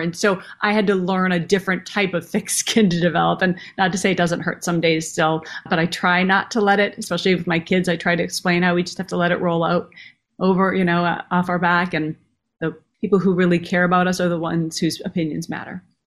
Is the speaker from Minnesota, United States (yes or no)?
yes; Minneapolis, Minnesota, United States; growing up in Minneapolis. So I literally grew up backstage